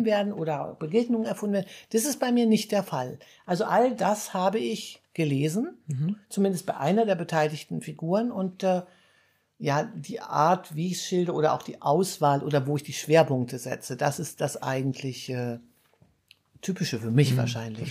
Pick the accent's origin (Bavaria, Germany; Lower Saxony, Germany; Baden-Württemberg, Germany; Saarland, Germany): Lower Saxony, Germany; Hanover; also born or lived in small village (countryside); now in Munich, Germany; ich komme ja eigentlich aus Hannover